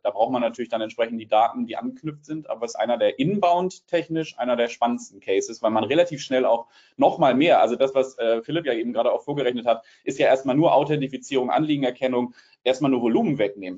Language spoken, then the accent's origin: German; Hamburg, Germany; accent: Hamburger Hochdeutsch; ich spreche Hamburger Hochdeutsch